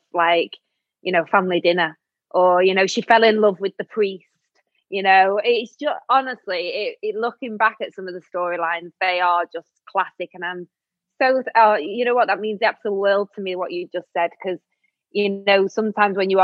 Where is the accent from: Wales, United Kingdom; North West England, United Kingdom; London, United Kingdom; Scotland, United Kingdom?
North West England, United Kingdom; Manchester; moved away; I lived in Manchester then, because obviously I'm from Manchester